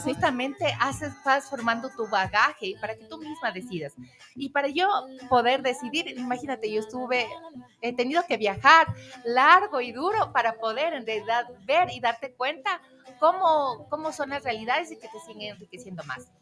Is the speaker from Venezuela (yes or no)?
no; Ecuador; nosotros como ecuatorianos